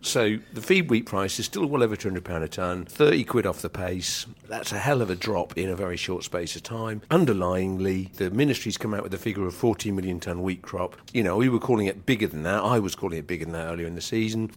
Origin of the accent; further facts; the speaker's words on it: Norfolk, East of England, United Kingdom; I'm from Norfolk